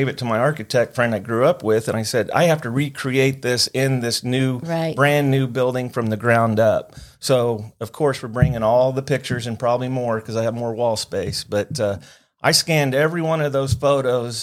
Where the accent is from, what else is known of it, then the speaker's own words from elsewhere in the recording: Tulsa, Oklahoma, United States; also born or lived in South Bend, Indiana / Los Angeles, California; I grew up here in Tulsa